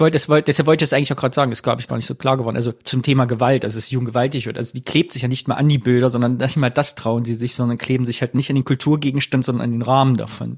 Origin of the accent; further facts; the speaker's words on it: the East, East Germany, Germany; in meiner Jugend im Osten als ich so 14, 15, 16 war